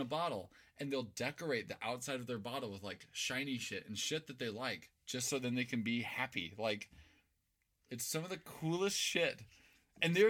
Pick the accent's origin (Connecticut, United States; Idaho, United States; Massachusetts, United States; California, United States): Idaho, United States; Meridian; me and Andrew were born and raised in Meridian, which is just a bunch of cul-de-sacs. It's kind of like a smaller Salt Lake City.